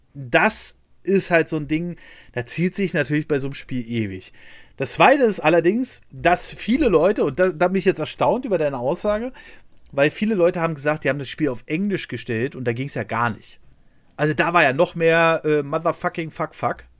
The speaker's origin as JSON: {"language": "German", "region": "Berlin", "country": "Germany", "tie": "born or raised there", "said": "ich bin in Berlin aufgewachsen"}